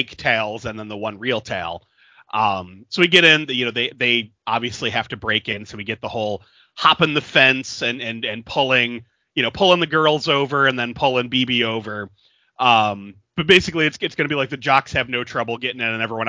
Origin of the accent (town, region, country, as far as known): Niagara Falls, New York, United States; born or raised there